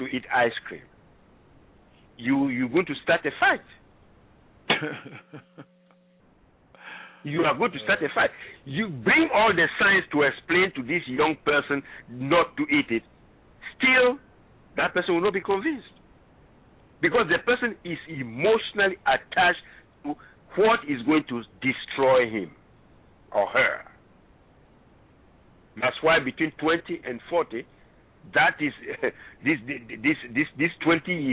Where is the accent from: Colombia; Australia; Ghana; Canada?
Ghana; moved away; I'm originally from Ghana, West Africa